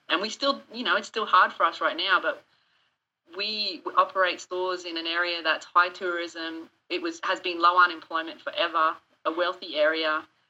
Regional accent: Australia; accent: Australian; Well, everyone keeps giving me shit because they think I don't sound Australian anymore, that I'm losing my accent.

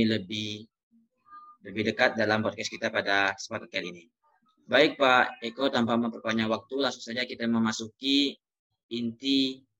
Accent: Jambi, Indonesia; Saya salah satu anggota KAHAM dari Divisi Penyidikan. Saya berasal dari Jambi

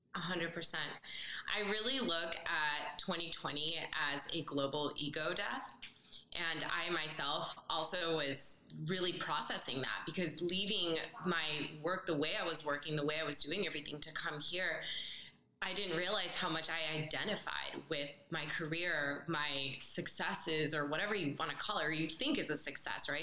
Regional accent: Bay Area, California, United States; moved away as an adult; also born or lived in Colombia; now in Tulum, Mexico; I grew up in the Bay Area

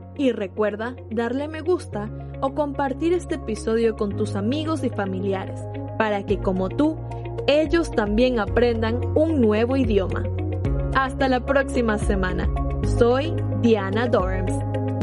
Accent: Venezuela; moved away

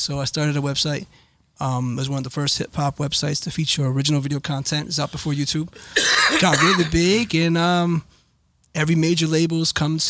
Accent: Cherry Hill, New Jersey, United States; Cherry Hill. I was the only guy I know that listened to hip hop.

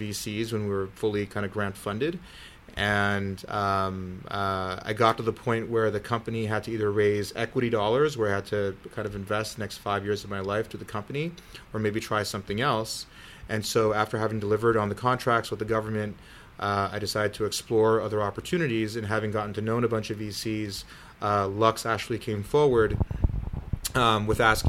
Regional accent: Silicon Valley, California, United States; I grew up in Silicon Valley with a dad who was a big science fiction fan

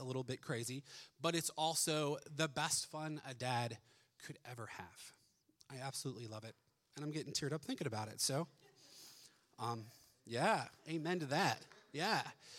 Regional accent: Ohio, United States; We moved here originally from Ohio.

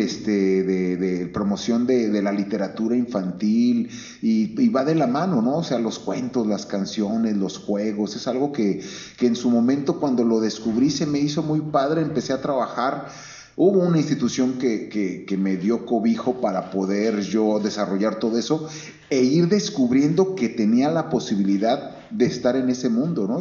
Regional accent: Guadalajara, Jalisco, Mexico; ahí mero nací y, este, aquí en Guadalajara he vivido la, mayor parte de mi vida

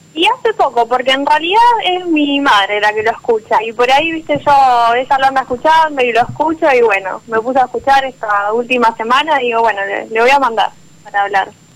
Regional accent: Venado Tuerto, Santa Fe, Argentina; De Venado Tuerto, Santa Fe

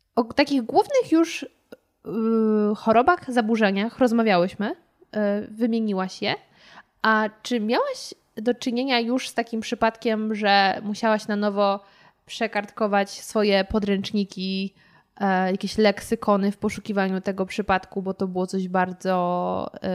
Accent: Poland; ja z Polski, nawet z, powiedzmy z Warszawy

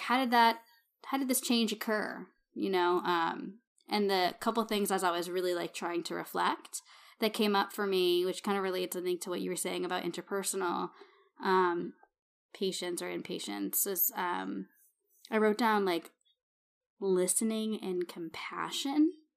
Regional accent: Massachusetts, United States; moved away; I'm from Massachusetts

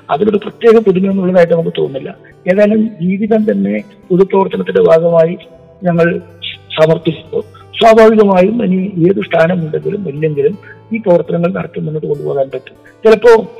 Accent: Uduma constituency, Kerala, India; എൻ്റെ സ്വന്തം നാടാണ് ഞാൻ ജനിച്ചത് വളർന്നത് പഠിച്ചത്

